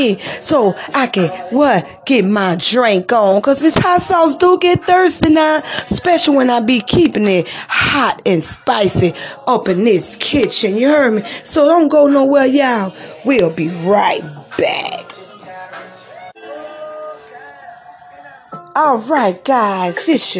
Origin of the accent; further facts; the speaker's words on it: New Orleans, Louisiana, United States; now in Hattiesburg, United States; coming from New Orleans, Louisiana, my hometown